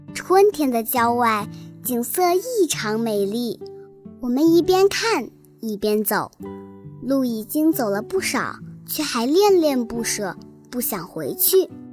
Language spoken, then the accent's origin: Chinese; Liuyang, Hunan, China; 今年八岁，我来自湖南省浏阳市人民路小学